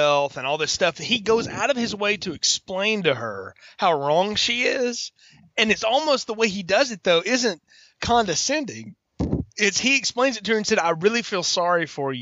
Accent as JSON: {"language": "English", "area": "the South", "region": "Southern United States", "country": "United States", "tie": "born or raised there", "said": "as a Southerner growing up"}